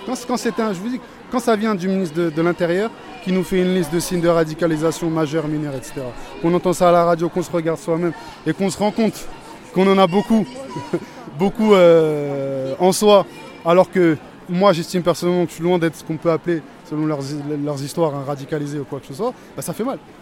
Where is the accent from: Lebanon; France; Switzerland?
France; je suis d'origine française, c'est-à-dire que le seul pays que j'ai, c'est celui-ci.